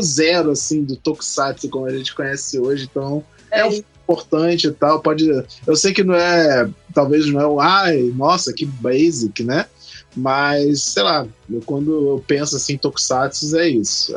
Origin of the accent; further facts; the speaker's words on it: Rio de Janeiro, Brazil; also born or lived in Magé; eu sou do estado do Rio de Janeiro, mas a cidade onde eu moro é Magé